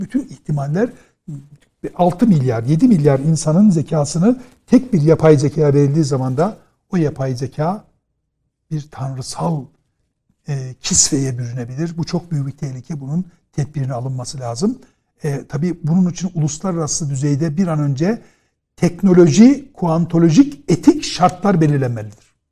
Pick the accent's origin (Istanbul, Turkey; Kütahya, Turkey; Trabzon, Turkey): Trabzon, Turkey; ben Trabzonluyum